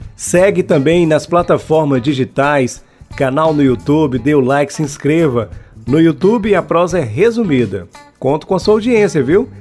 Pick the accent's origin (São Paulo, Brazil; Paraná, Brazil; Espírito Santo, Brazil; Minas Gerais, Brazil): Minas Gerais, Brazil; Teófilo Otoni; eu como um bom mineiro, teoflotonense, Vale do Mucuri